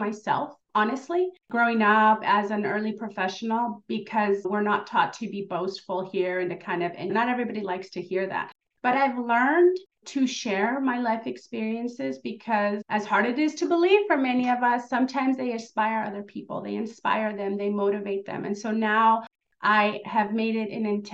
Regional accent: Southern California, United States; also born or lived in Mexico; I'm an immigrant from Mexico, and I grew up here in Southern California

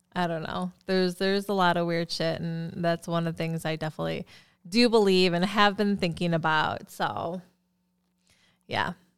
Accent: Philippines; I'm Filipino

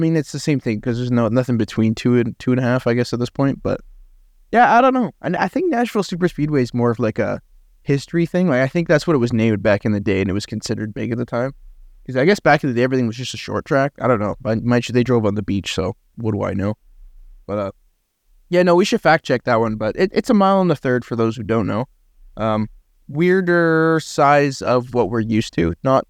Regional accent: Canada; I didn't know that because I'm Canadian and have no geographical knowledge of the United States of America.

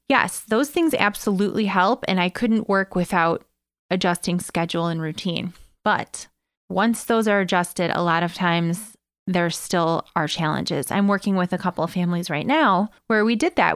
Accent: Evergreen Park, Illinois, United States; here in Evergreen Park, my hometown

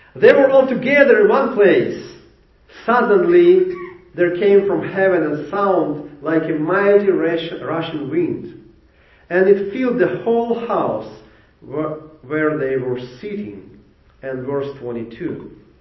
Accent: Ukraine; English is a second language; moved away as an adult; now in Jacksonville, United States; I came from Ukraine.

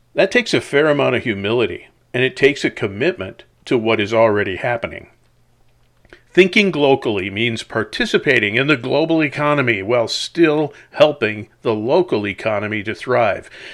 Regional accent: La Crosse, Wisconsin, United States; I grew up in La Crosse, Wisconsin

